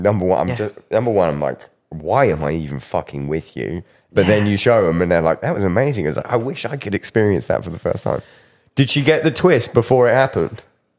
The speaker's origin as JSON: {"language": "English", "region": "England", "country": "United Kingdom", "said": "Oh, I'm from England. We don't fucking know. We had the Beano was our comic."}